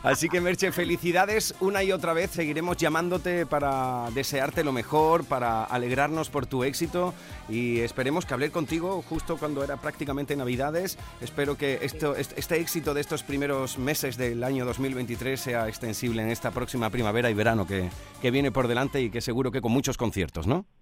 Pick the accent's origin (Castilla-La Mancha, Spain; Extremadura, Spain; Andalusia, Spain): Andalusia, Spain; Huelva; un onubense